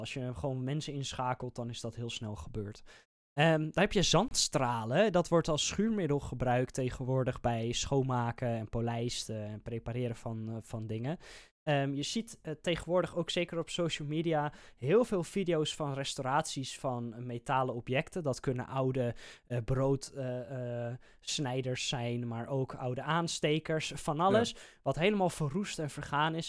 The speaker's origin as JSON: {"language": "Dutch", "country": "Netherlands", "said": "wij als Nederlanders"}